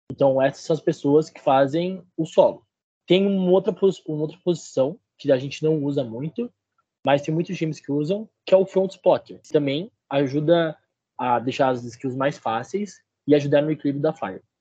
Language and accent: Portuguese; Registro, São Paulo, Brazil; now in Ponta Grossa, Brazil; eu tenho 22 anos, curso engenharia elétrica. Eu sou do interior de São Paulo, cidade de Registro.